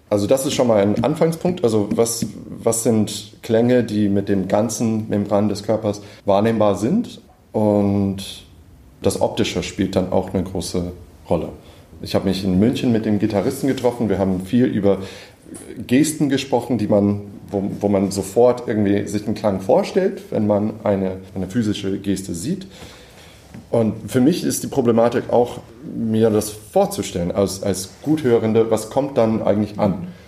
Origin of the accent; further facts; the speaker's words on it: United States; now in Berlin, Germany; ich bin Komponist, ich wohne in Berlin, ich komme aus den USA, bin Ende 30